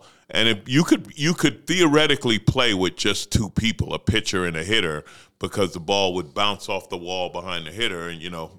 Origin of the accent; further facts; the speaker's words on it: New York City, New York, United States; But I loved growing up in New York because you're exposed to every culture, right?